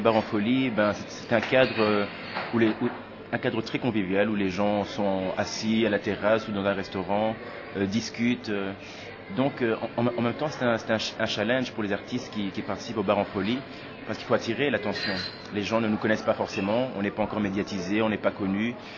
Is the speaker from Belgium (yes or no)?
yes; Tournai area, Wallonia, Belgium; also born or lived in Kinshasa, DR Congo / Brussels, Belgium; je suis né à Kinshasa, où j'ai vécu les sept premières années, et puis j'ai débarqué euh, en Belgique, euh, et, j'y suis depuis. Donc voilà, donc euh, grandi dans la région de Tournai